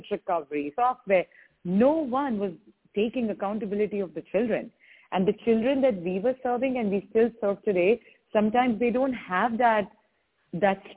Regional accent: India; moved away; I grew up in India

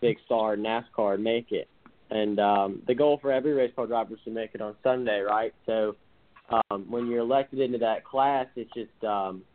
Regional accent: Alabama, United States; I'm from Alabama, so there's not many tall buildings around here.

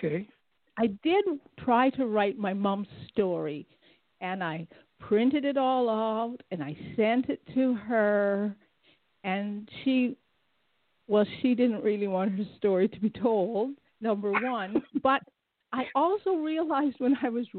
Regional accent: Saskatchewan, Canada; also born or lived in Toronto; now in Mississauga, Canada; I was born in on a farm in Saskatchewan, and I moved to Toronto back in 1976.

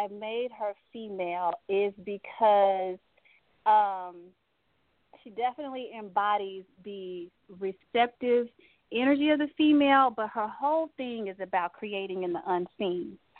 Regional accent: Texas, United States; I'm from Texas

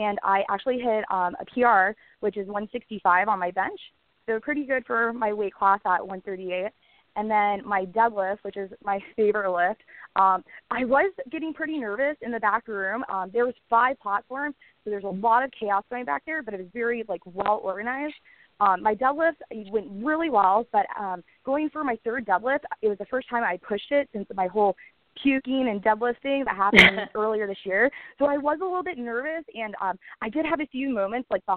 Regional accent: Orlando, Florida, United States; Orlando next year, which is my hometown

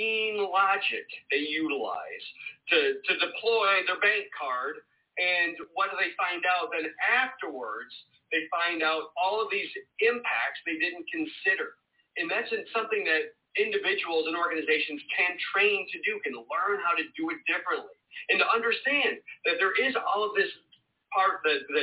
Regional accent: Michigan, United States; moved away; also born or lived in North Carolina; I grew up in Michigan where we celebrated Labor Day

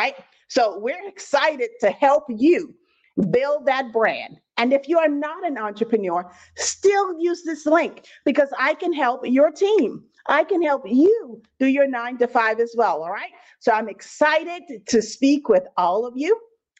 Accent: Bahamas; I'm originally from the Bahamas. I don't know if I have any Bahamians on the line, but 242 in the building.

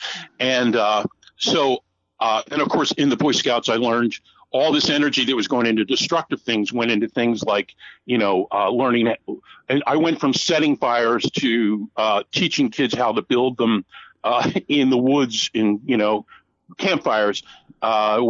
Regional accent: Atlantic City, New Jersey, United States; moved away; also born or lived in Nova Scotia; born and raised in Atlantic City, New Jersey

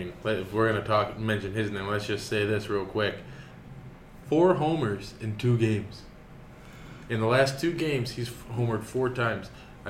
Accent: Detroit, Michigan, United States; I'm from Detroit

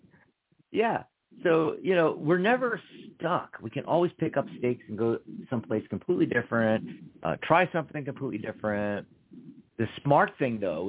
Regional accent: Pennsylvania, United States; now in Arizona, United States; I'm from Pennsylvania

